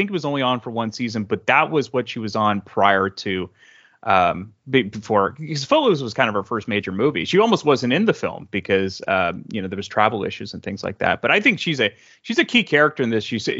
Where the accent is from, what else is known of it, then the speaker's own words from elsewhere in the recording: Bay Area, California, United States; growing up in the Bay Area in California